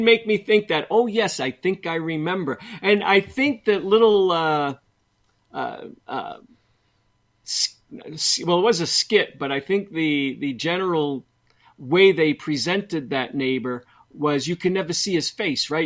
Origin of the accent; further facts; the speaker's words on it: Boston, Massachusetts, United States; I'm from Boston